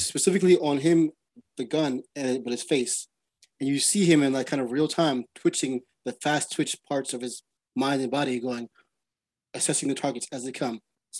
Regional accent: Brooklyn, New York, United States; I'm from New York, born in Brooklyn, Brooklyn, Queens, where the Bronx is.

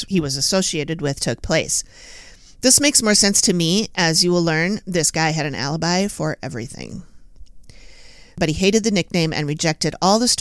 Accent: Minneapolis, Minnesota, United States; I've lived here all my life

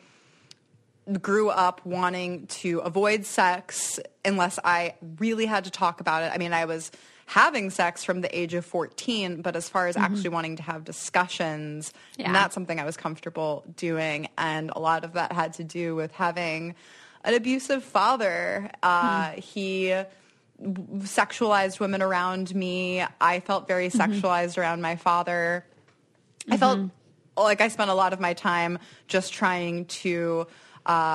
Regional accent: Silver Spring, Maryland, United States; also born or lived in New York; now in Detroit, United States; I grew up in Montgomery County, which is a pretty good school district

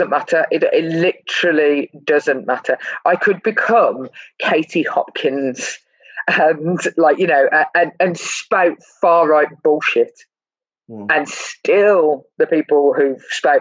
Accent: Birmingham, West Midlands, United Kingdom; when I was a kid growing up in Birmingham

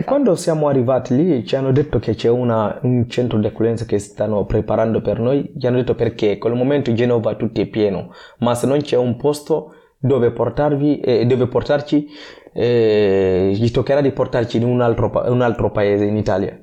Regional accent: Guinea; Italian is a second language; also born or lived in Gambia / Libya; now in Genoa, Italy; ho deciso di lasciare il mio paese con i miei genitori dove sono nato in Guinea Conakry, sono andato uh, dalla nonna uh, in Gambia

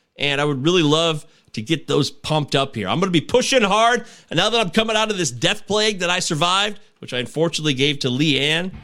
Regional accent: Midwest, United States; I'm a Midwesterner

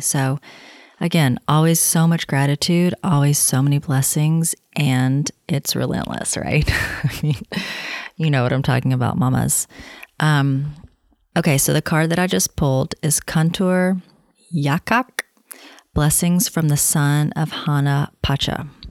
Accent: the South, United States; now in Los Angeles, United States; I'm from the South

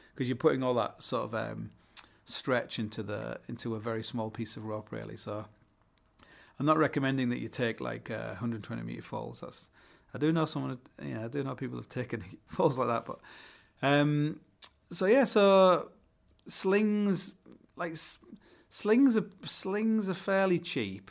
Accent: Hull, Yorkshire and the Humber, United Kingdom; I come from Hull

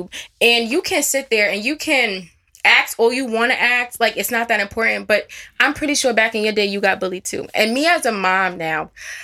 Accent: Wyandanch, New York, United States; I grew up in Wyandanch, New York

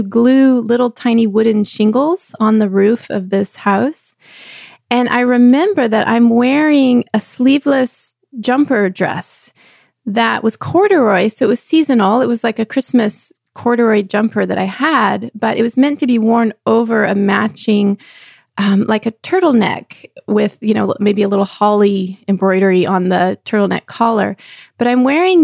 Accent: Texas, United States; I grew up in Texas

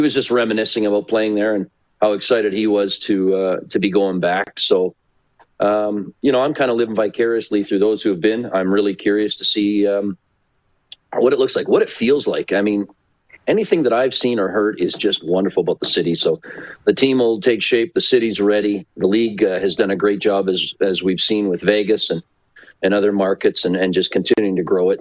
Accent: Port Dover, Ontario, Canada; now in Calgary, Canada; Southern Ontario, my hometown. We are on the shores of Lake Erie in a great little town of Port Dover, Port Ryerson

